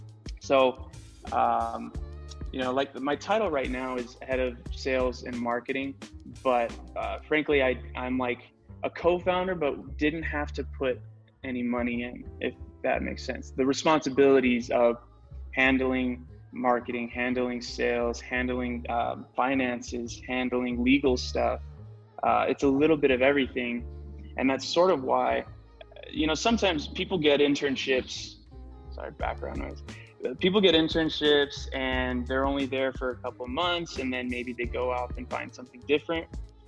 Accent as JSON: {"language": "English", "town": "Oxnard", "region": "California", "country": "United States", "tie": "born there", "also_born_or_lived": "Washington / Uruguay / Idaho / Illinois", "said": "I was born in Oxnard, California, 23 years old. I'm actually a military brat, meaning my dad was in the Navy. So I moved around a lot, lived in California, Washington, Uruguay, Idaho, Illinois."}